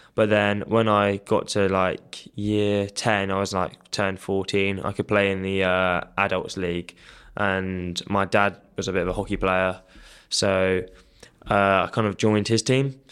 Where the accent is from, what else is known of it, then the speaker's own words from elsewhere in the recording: Kent, South East England, United Kingdom; moved away; I grew up in Kent, so I played school hockey there